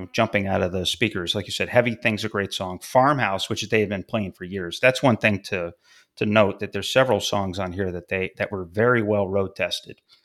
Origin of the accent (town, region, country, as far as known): about an hour south of Fulton, New York, United States; born or raised there